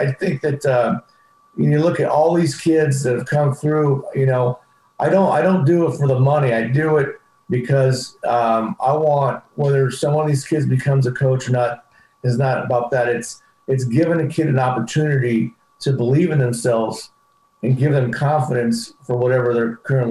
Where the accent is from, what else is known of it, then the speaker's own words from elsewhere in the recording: Paso Robles, California, United States; moved away; I grew up in Paso Robles